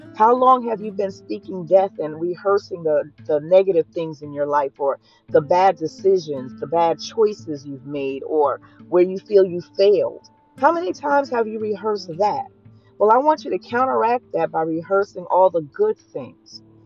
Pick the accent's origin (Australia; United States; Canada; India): United States; New Jersey; I was a dark skinned girl growing up in New Jersey